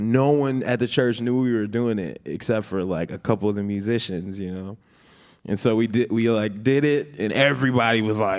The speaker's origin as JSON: {"language": "English", "town": "Minneapolis", "region": "Minnesota", "country": "United States", "tie": "born or raised there", "also_born_or_lived": "Atlanta, Georgia", "said": "I lived in Atlanta when I was 2 years old until I was 9 years old, and okay. then I came to Minneapolis. But I was born in Minneapolis."}